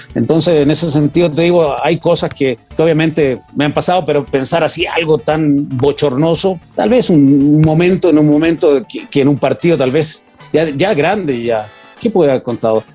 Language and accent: Spanish; Chile; Vengo de Chile